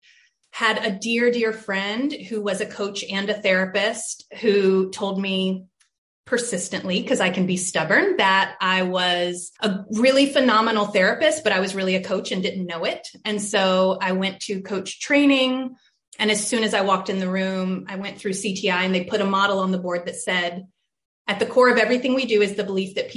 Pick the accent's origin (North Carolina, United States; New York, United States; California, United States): North Carolina, United States; Charlotte; I had a really diverse schooling growing up in Charlotte